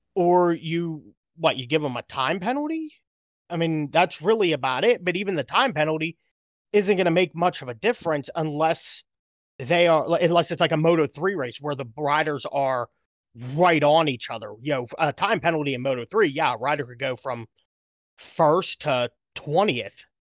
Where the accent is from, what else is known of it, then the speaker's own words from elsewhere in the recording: United States; as an American, you know, racing fan